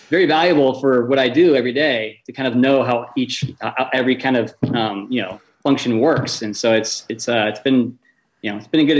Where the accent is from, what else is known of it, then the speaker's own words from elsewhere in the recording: West Coast, United States; I grew up on the West Coast, went to college on the East Coast